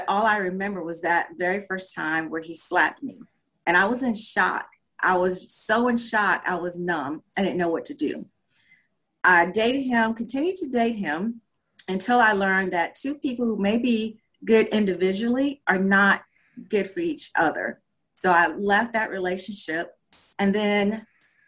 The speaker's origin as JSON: {"language": "English", "region": "South Carolina", "country": "United States", "moved": "yes", "lives_now": "Georgia, United States", "said": "I'm originally from South Carolina. I currently reside in the state of Georgia."}